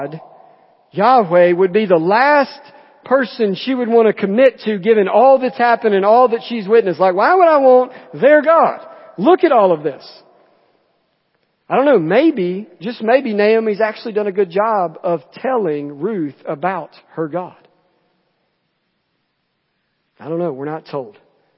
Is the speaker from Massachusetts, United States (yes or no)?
no; Jemison, Alabama, United States; So I'm from Jemison, from Chilton County